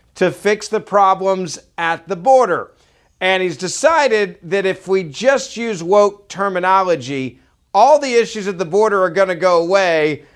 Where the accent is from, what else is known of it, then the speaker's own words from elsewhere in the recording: Memphis, Tennessee, United States; moved away; my hometown of Memphis